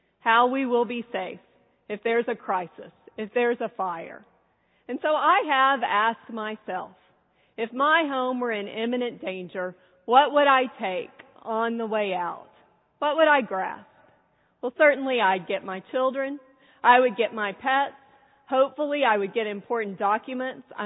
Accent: San Antonio, Texas, United States; I'm from San Antonio

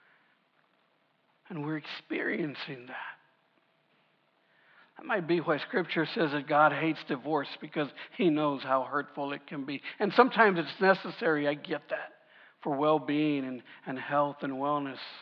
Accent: United States; I'm a proud American. I love being American. I love the fact that I live in this country

